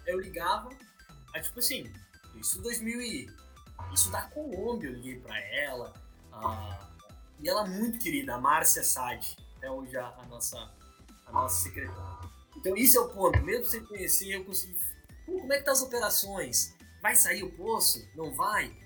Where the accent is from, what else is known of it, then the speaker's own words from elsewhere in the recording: Progresso, Rio Grande do Sul, Brazil; moved away as an adult; also born or lived in Pelotas / Rio de Janeiro; now in London, United Kingdom; eu sou do interior do Rio Grande do Sul, uma cidade chamada Progresso